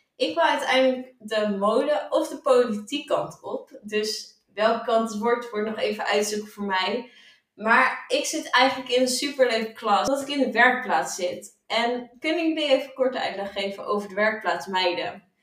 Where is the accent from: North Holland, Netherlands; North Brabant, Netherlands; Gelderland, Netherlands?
Gelderland, Netherlands; Duiven; moved away; ik kom uit Duiven